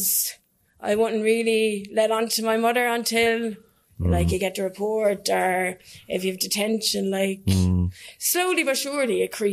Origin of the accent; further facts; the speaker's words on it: Kilcone, County Waterford, Ireland; I'm from Kilcone and Waterford, so it's rough enough